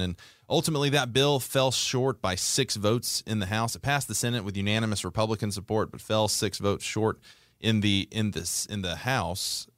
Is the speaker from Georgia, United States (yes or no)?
yes; Conyers, Georgia, United States; I grew up in Conyers, Georgia, which is on the east side of Atlanta